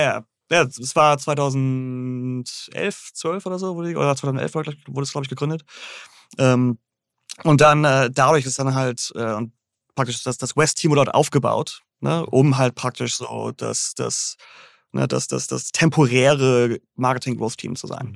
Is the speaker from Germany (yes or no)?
yes; Großhansdorf, Schleswig-Holstein, Germany; moved away as an adult; also born or lived in Hamburg; now in New York, United States; ich bin aufgewachsen in Großhansdorf, Endstation u 1.